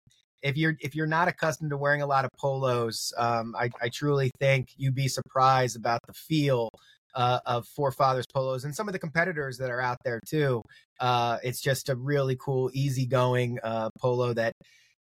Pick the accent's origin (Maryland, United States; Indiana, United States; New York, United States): Maryland, United States; moved away as an adult; also born or lived in Philadelphia / Brooklyn; I'm an East Coast cat, born and raised in Maryland.